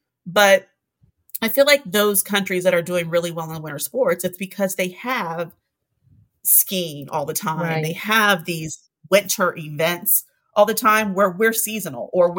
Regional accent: Athens, Ohio, United States; moved away; We're both from Athens, Ohio.

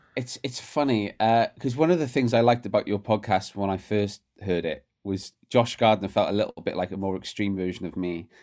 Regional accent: Barry, Wales, United Kingdom; My hometown, Barry, uh, is not a rugby town

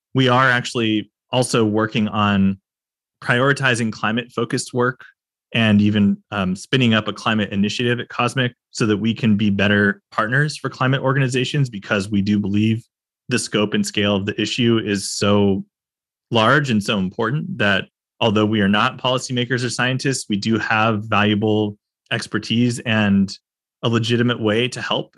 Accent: California, United States; as a Californian

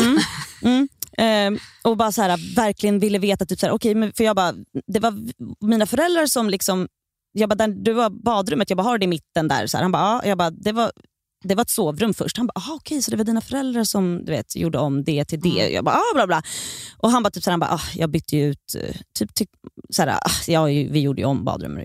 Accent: Stockholm, Stockholm County, Sweden; jag är uppväxt i Bredäng också, men där mm. är jag hela tiden. Ja. Jag, där har jag varit sedan jag föddes tills idag

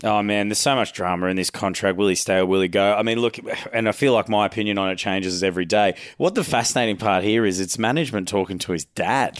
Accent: Queensland, Australia; As a Queenslander

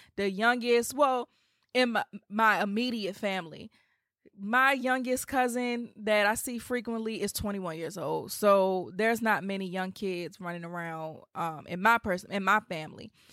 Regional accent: Washington, District of Columbia, United States; come to D C. I would love to meet you guys in my hometown

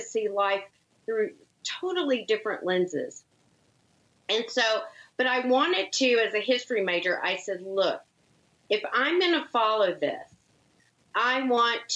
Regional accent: Longview, Texas, United States; moved away as an adult; I grew up in a small town called Longview, Texas. So an East Texas town.

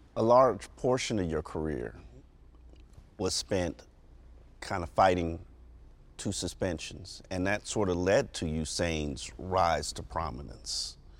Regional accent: Jamaica; I'm Jamaican.

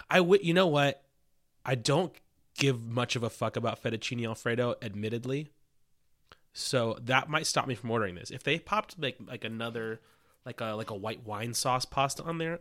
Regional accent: Los Angeles, California, United States; my hometown, uh, North Hollywood, California

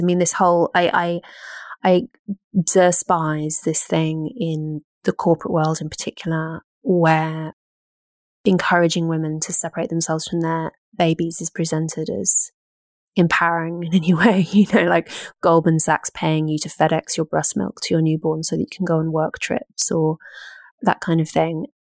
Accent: United Kingdom; being British

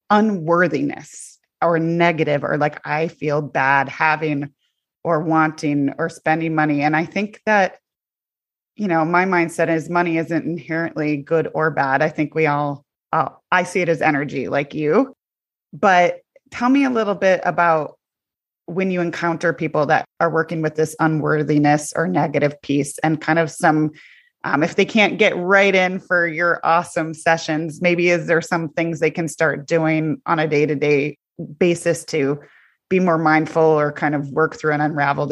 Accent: Midwest, United States; I grew up in the United States in the Midwest, and it's very humble.

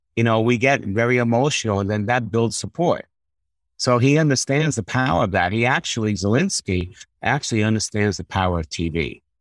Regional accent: New York, United States; I'm from New York originally

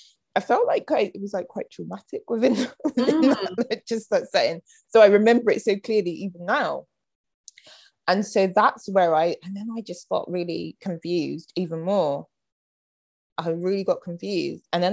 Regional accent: London, United Kingdom; also born or lived in Birmingham / Bristol; I literally was born in Homerton Hospital

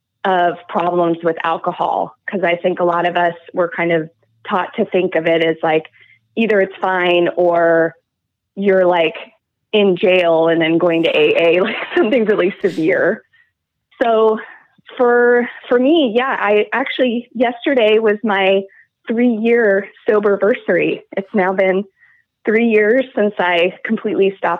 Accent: Moscow, Idaho, United States; growing up in Moscow and also with my family

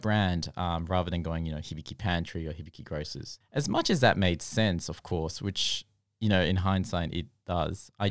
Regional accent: Australia; growing up in Australia

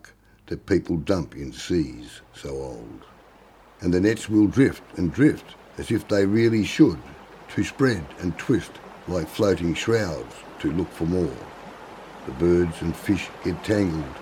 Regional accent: northeast Tasmania, Australia; I come from up that way

